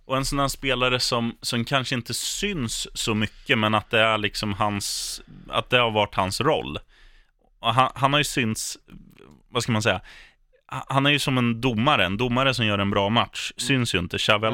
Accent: Eskilstuna, Södermanland, Sweden; när jag spelade korpfotboll hemma i Eskilstuna. Mm. Då spelade jag med mina kompisar eh, och vi kommer från en stadsdel

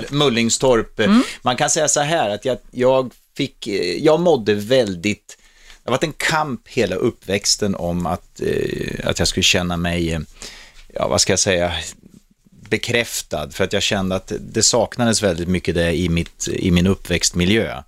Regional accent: Norrköping, Östergötland, Sweden; also born or lived in Stockholm; Jag var ju själv från Norrköping

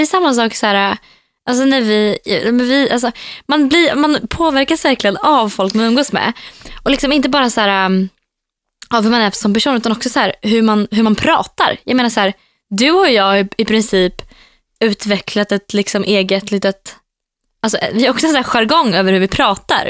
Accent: Norrköping, Östergötland, Sweden; moved away as an adult; now in Västerås, Sweden; Mina vänner hemma i Norrköping

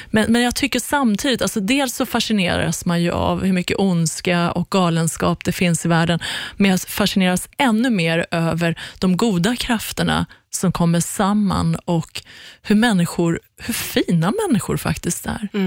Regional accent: Iran; att mista mitt liv liksom, när vi flydde från Iran.

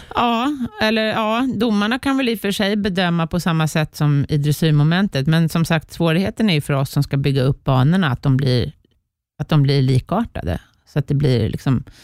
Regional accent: Sweden; jag var femte bästa svensk

